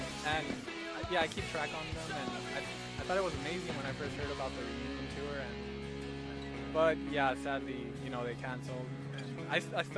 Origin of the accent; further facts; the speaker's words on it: Los Angeles, California, United States; I'm East